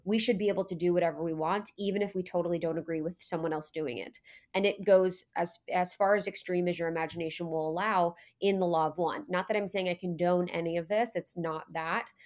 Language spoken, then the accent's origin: English; Ohio, United States; I was born in Ohio